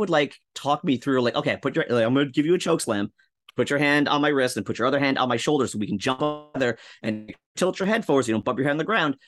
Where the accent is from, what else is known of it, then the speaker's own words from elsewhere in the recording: Rockland County, upstate New York, United States; moved away as an adult; now in Yonkers, United States; Upstate New York, baby, Rockland County